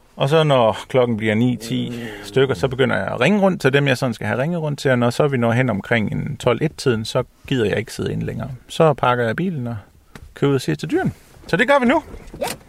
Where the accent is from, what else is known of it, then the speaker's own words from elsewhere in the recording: Samsø, Central Denmark Region, Denmark; jeg er født og opvokset heroppe på Samsø